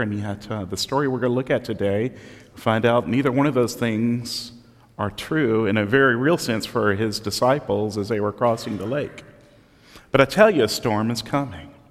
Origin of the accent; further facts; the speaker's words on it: Southeast Texas, United States; growing up in Southeast Texas on the Gulf Coast, I got to live through two hurricanes